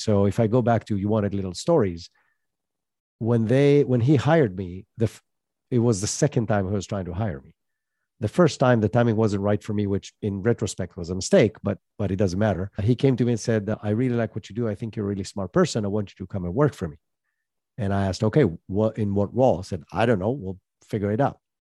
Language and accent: English; Israel; moved away as an adult; also born or lived in United States; I'm originally from Israel, moved to the U S with that tech startup, lived there